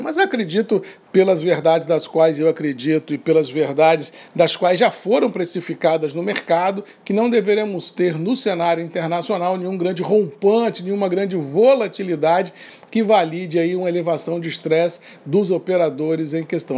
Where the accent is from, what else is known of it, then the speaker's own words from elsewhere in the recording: Brazil; also born or lived in Espírito Santo; a gente tenha orgulho de ser brasileiro